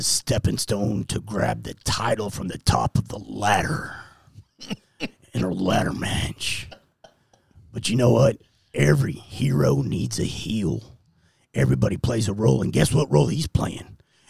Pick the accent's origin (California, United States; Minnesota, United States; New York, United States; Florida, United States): Florida, United States; You're going to come to Florida where shit is weird. You know I'm from Florida, by the way, don't you?